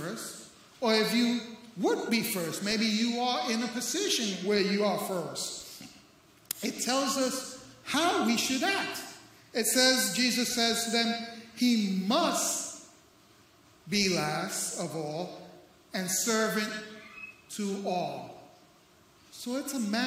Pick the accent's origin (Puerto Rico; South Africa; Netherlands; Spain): Puerto Rico; now in St. Augustine, United States; I'm Puerto Rican